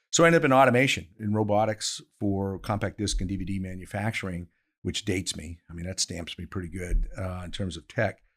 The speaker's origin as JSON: {"language": "English", "region": "Maine", "country": "United States", "also_born_or_lived": "Pennsylvania", "moved": "yes", "said": "I am from Maine, so paper mills are important, but, but, uh, to the economy up there"}